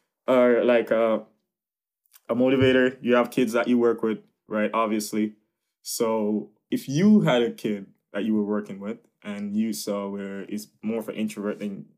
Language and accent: English; Jamaica; now in United States; of course, I see myself as Jamaican, but now it's like, I grew up, as I said, you know, I felt like a lot of me grew up in America, you know.